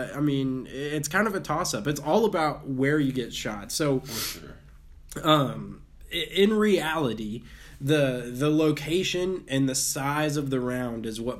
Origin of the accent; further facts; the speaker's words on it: Texas, United States; I grew up in Texas. We love guns here